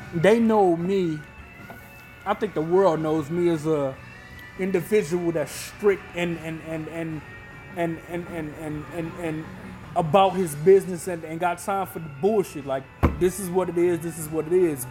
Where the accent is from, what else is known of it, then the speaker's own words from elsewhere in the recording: Illinois, United States; We grew up in Illinois